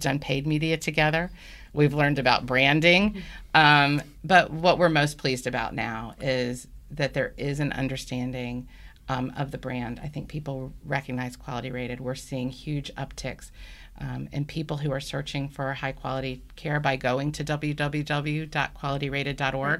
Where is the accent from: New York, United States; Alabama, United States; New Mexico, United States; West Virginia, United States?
Alabama, United States; Birmingham; also born or lived in Washington, D.C. / Baltimore, Maryland; now in Atlanta, United States; I grew up in Birmingham, Alabama, and moved to Atlanta with my family about thirteen years ago now